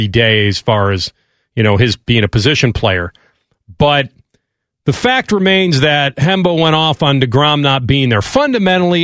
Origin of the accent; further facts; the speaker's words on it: Chicago, Illinois, United States; growing up in Chicago